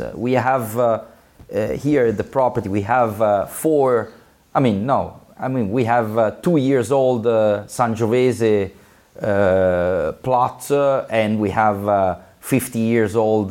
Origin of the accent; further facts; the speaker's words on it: Florence, Tuscany, Italy; I was born in Florence